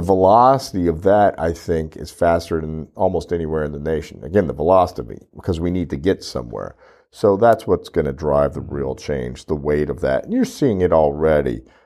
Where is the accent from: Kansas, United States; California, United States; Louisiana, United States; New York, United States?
Louisiana, United States; now in Corpus Christi, United States; I'm from Louisiana, seven hours away, we have a couple of farms there, we enjoy going back